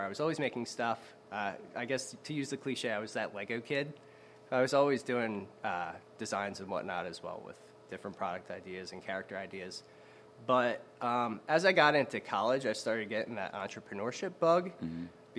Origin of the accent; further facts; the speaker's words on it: Audubon, New Jersey, United States; also born or lived in Baltimore, Maryland; I grew up the rest of my life in Audubon, New Jersey, which is right over the Walt Whitman Bridge